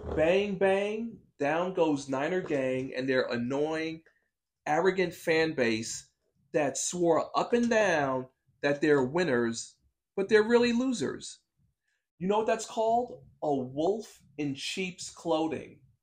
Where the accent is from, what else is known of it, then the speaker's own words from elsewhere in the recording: New York, United States; As a New Yorker